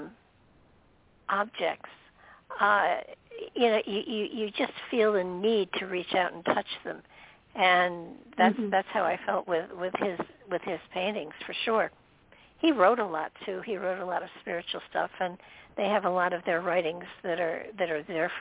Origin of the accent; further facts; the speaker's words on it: New York, United States; moved away; I didn't grow up in the city, but I was born in New York and very close to the city most of the time I lived there